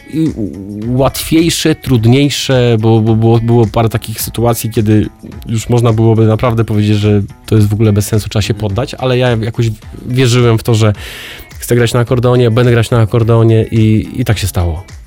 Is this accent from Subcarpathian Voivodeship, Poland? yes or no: no; Jelenia Góra, Lower Silesian Voivodeship, Poland; moved away as an adult; now in Katowice, Poland; Ja jestem tym Gorolem z Jeleniej Góry, który przyjechał do Katowic na studia